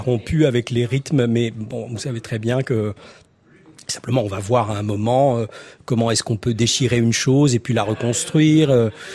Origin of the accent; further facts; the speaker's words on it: Torteron, Centre-Val de Loire, France; mon village natal à Torteron et euh, dans le Cher